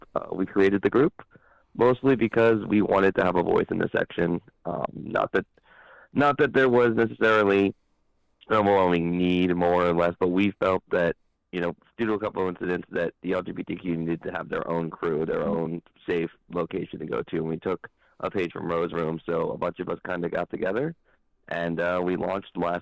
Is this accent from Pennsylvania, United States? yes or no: yes; Philadelphia, Pennsylvania, United States; now in Washington, D.C., United States; I'm from Philadelphia originally, so every time we go to Philly, I always have fun because I get to go home